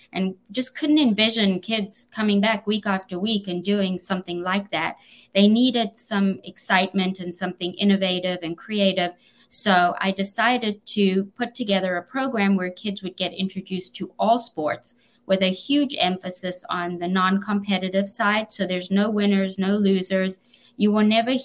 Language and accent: English; South Africa; accent: South African; moved away; I was born in South Africa